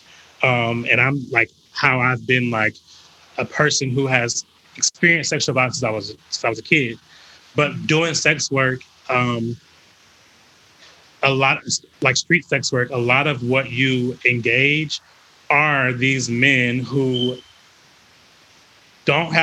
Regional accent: North Carolina, United States; moved away as an adult; now in Atlanta, United States; I'm from North Carolina, from the South

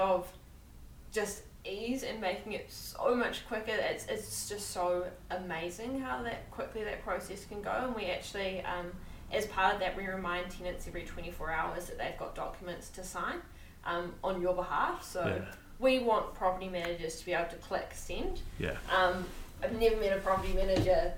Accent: Methven, Canterbury, New Zealand; also born or lived in Dargaville, New Zealand; I'm from Methven. So, well, actually, I was born in Dargaville in the North Island

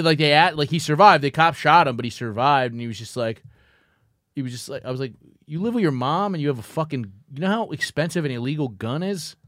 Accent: New York City, New York, United States; when you're, like, fifteen growing up in Brooklyn

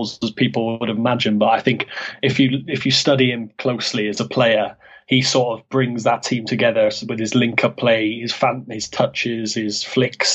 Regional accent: Cardiff, Wales, United Kingdom; moved away as an adult; now in Oviedo, Spain; I'm from Cardiff in Wales

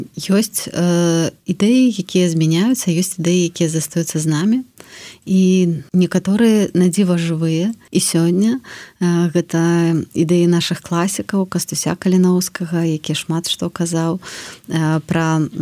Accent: Belarus; moved away as an adult; also born or lived in Warsaw, Poland; мы беларусы

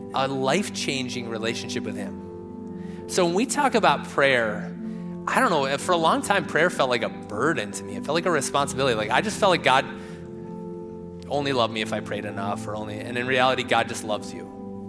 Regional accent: Rochester, Minnesota, United States; moved away; also born or lived in Phoenix; I grew up in Rochester.

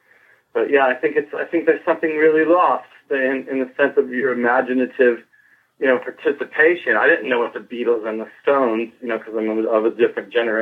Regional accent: Santa Barbara, California, United States; also born or lived in Richmond, Virginia; now in Los Angeles, United States; I was born in Richmond, Virginia, and then my dad worked in defense, and then he got a job in California, so I grew up in Santa Barbara

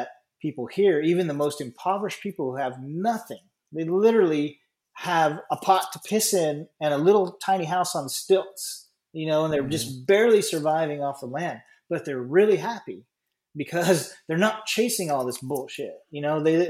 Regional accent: United States; I'm an American

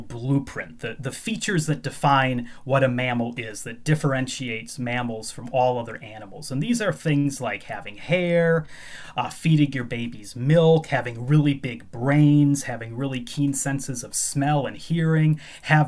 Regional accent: Chicago, Illinois, United States; moved away as an adult; now in Edinburgh, United Kingdom; I grew up in the Chicago area

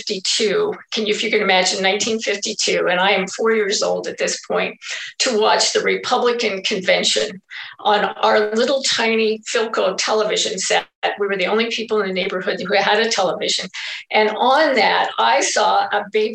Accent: Albion, Nebraska, United States; also born or lived in Wayne, Nebraska; I was born in Wayne, Nebraska, and grew up all my years in Albion from kindergarten all the way to when I graduated

